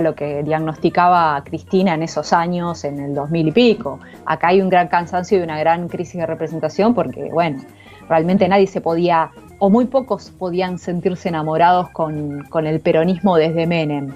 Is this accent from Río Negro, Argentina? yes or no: yes; Viedma, Río Negro, Argentina; yo soy de Vietnam, de Río Negro